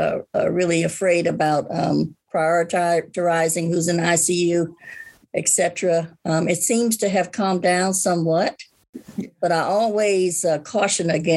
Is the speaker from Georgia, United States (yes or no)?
yes; Atlanta, Georgia, United States; now in Alabama, United States; I'm originally from Atlanta, the ATL, beautiful ATL